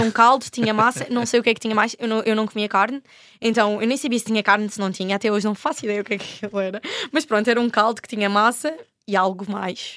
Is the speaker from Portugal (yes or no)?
yes; Portugal; Eu era a única portuguesa